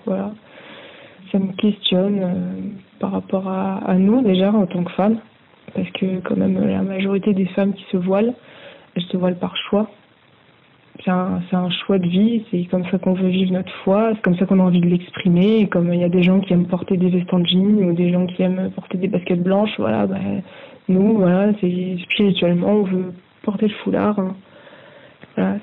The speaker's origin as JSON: {"language": "French", "country": "France", "said": "moi je suis française je suis très bien en France"}